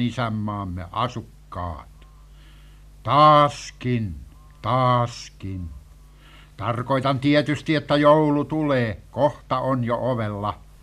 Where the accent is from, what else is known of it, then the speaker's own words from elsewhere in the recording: Satakunta, Finland; rakkaat kotiseutuni satakuntalaiset